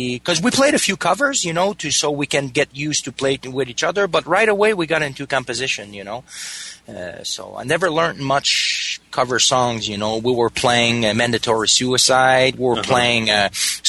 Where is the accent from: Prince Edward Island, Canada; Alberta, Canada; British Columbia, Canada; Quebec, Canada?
Quebec, Canada; Danville; also born or lived in Montreal; I grew up in a small town close to here called Danville